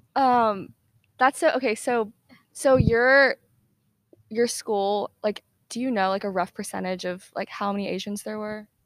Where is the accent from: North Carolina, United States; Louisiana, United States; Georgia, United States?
Georgia, United States; Atlanta; I'm from Atlanta